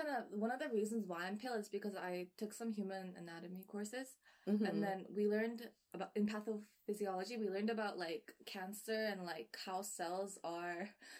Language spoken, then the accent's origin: English; Vancouver, British Columbia, Canada; I was born and raised in Vancouver